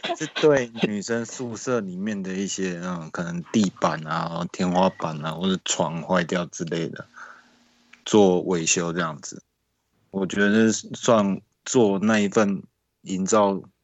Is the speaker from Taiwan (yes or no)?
yes; Taiwan; 我来自台湾